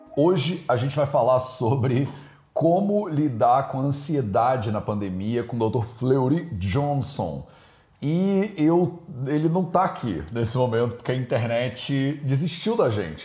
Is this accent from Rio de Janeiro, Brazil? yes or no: yes; Rio de Janeiro, Brazil; Eu tô aqui como carioca já